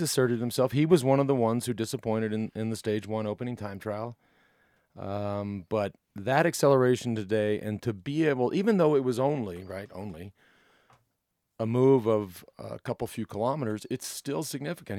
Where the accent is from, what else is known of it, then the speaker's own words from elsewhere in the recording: United States; from experience as an American and, and riding for an American team